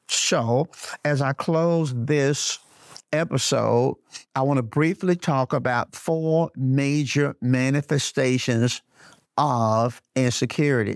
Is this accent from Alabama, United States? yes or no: yes; Birmingham, Alabama, United States; also born or lived in Flint, Michigan; I was born in Flint, Michigan, but I was raised in Birmingham, Alabama, uh, brought to Birmingham as a baby